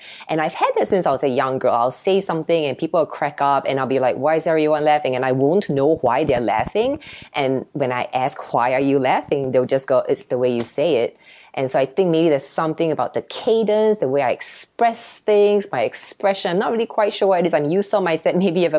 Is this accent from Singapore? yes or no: yes; Singapore; now in United States; I became more confident after coming to America. So I grew up in Singapore and it's a culture where children are seen and not heard.